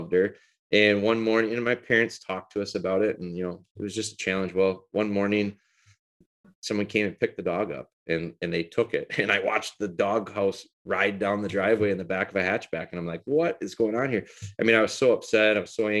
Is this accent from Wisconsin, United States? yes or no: yes; Green Bay, Wisconsin, United States; also born or lived in Rhinelander, Wisconsin / Pulaski, Wisconsin; I moved down here in elementary school and lived around the Green Bay area